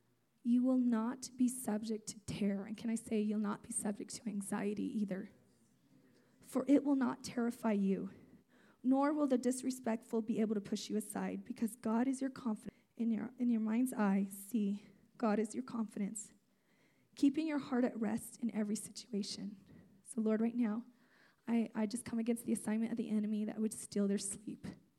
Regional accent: California, United States; also born or lived in Azores, Portugal; So I'm from Portugal, the islands. There's 9 islands off the coast of Portugal called the Azores Islands. I was born on one of those islands. And my parents came to California when I was just a month and a half

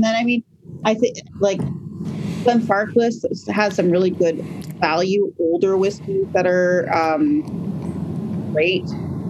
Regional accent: United Kingdom; That's really like my go-to in that category, just as a British, like, feeling nice.

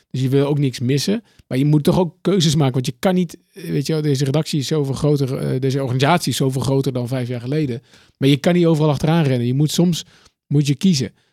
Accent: Austin, Texas, United States; dus ik kom dus uit Austin, uh, South West, En dan, ja. er zijn zoveel dingen die je kunt doen.

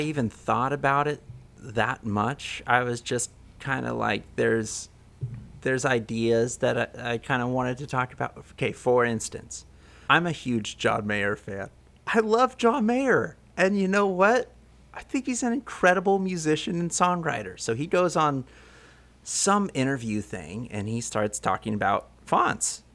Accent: Central Coast of California, United States; now in Oakland, United States; I'm from the Central Coast of California

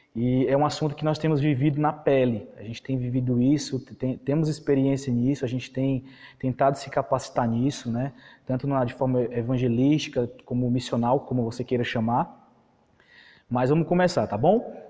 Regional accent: Parnaíba, Piauí, Brazil; Eu sou aqui do Piauí, de Parnaíba

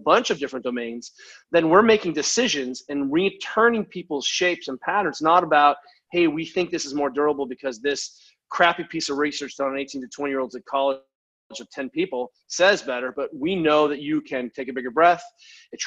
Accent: United States; being an American

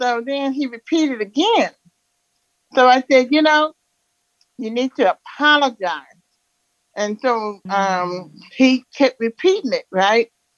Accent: Louisiana, United States; now in Denver, United States; Oh, I'm in Denver, Colorado, but I'm from Louisiana.

